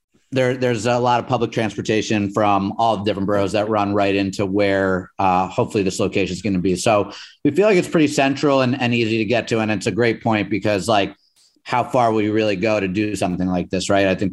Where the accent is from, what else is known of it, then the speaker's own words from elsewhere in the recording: New York City, New York, United States; We're Manhattan boys